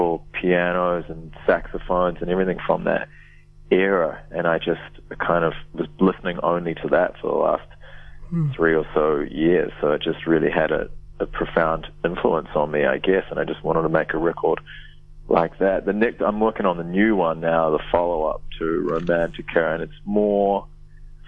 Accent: Wellington, New Zealand; moved away as an adult; now in Melbourne, Australia; I moved from Wellington to Melbourne, far out, maybe 2003 or something like

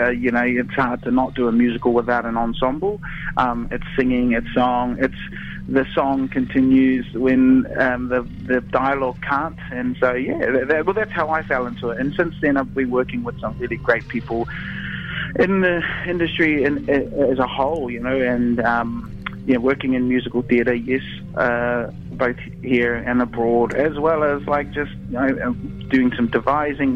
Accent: Gisborne, New Zealand; I grew up on the East Coast in Gisborne

